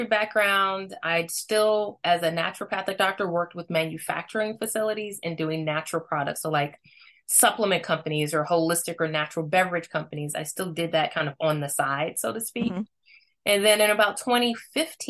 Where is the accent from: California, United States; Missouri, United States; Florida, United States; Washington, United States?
Missouri, United States; I'm born and raised in Missouri.